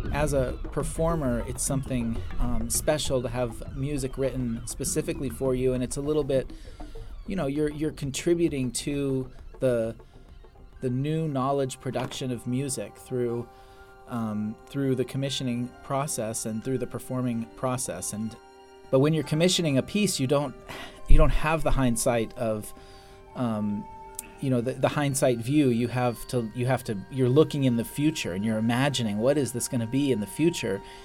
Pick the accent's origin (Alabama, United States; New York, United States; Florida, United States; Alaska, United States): Alaska, United States; I was born in Alaska